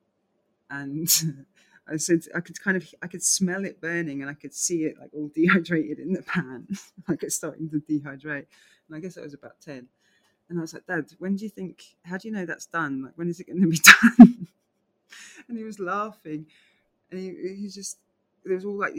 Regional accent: London, United Kingdom; also born or lived in New York; growing up in Southeast London in England

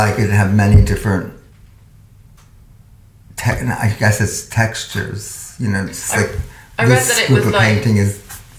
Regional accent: New Jersey, United States; I grew up in New Jersey.

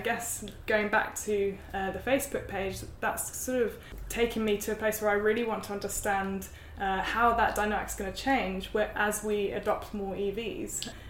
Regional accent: United Kingdom; moved away as an adult; now in New Zealand; I'm from the UK.

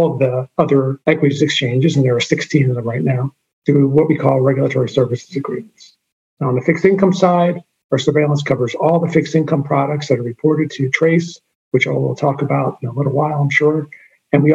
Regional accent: Jersey City, New Jersey, United States; I'm from Jersey City, New Jersey.

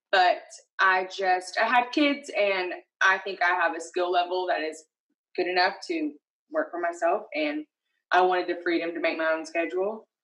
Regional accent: Johnson City, Tennessee, United States; also born or lived in Rhode Island / Nashville, Tennessee; I am from Johnson City. I am born and raised here. I went to Science Hill. I went to ETSU for four years.

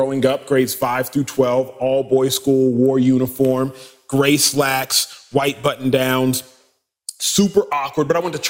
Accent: United States; First generation American, start there. Wow. Parents born and raised in Nigeria. Three primary tribes in Nigeria, Igbo, Hausa, Yoruba. We are Igbo.

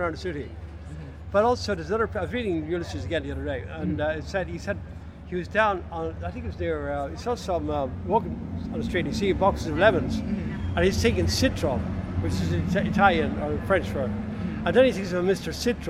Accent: Dublin, Leinster, Ireland

